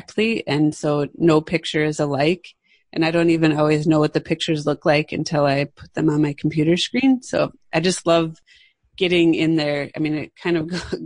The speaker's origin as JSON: {"language": "English", "region": "Midwest", "country": "United States", "tie": "born or raised there", "moved": "yes", "lives_now": "West Coast, United States", "said": "I grew up in the Midwest, which is in the middle of the United States"}